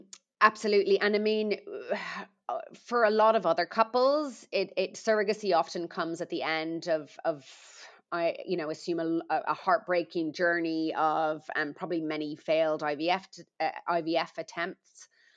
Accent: Ireland; I'm Irish, although I don't think I've got an accent.

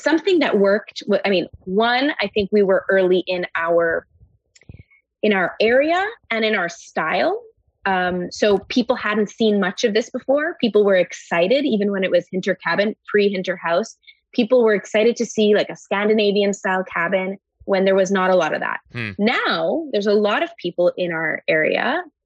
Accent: Montreal, Quebec, Canada; I grew up in Montreal

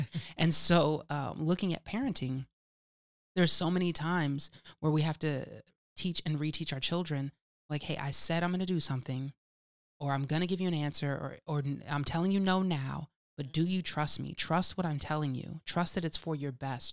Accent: California, United States; accent: California; my California accent isms

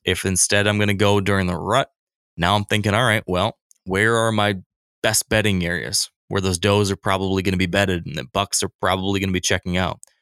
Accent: Michigan, United States; My home state of Michigan

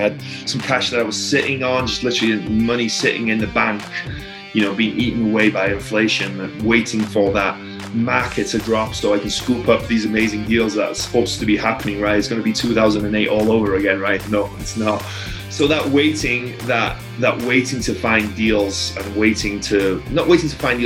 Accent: Wales, United Kingdom; also born or lived in Tampa, United States; now in Las Vegas, United States; I'm from Wales in the UK, a small little town in Wales. About 200 people live there

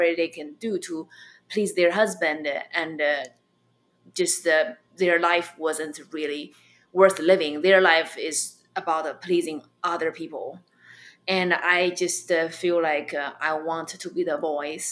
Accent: China; accent: Chinese; English is a second language; moved away as an adult; now in United States; I have my Chinese accent.

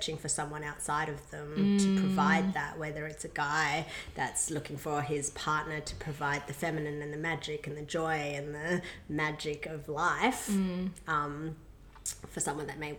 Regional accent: Perth, Western Australia, Australia; also born or lived in Myanmar; I grew up in Perth

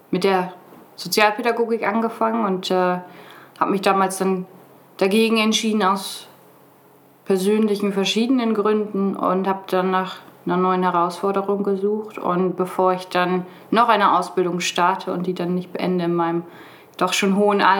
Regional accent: Brake, Lower Saxony, Germany; ich bin 23 Jahre alt, ich komme aus Brake.

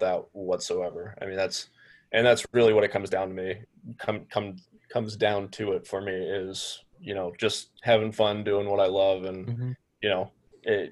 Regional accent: Pittsburgh, Pennsylvania, United States; moved away as an adult; also born or lived in Detroit area, Michigan; now in Detroit, United States; I'm initially from Pittsburgh. Grew up a Pens fan, and then for college, I ended up moving out to the Detroit area

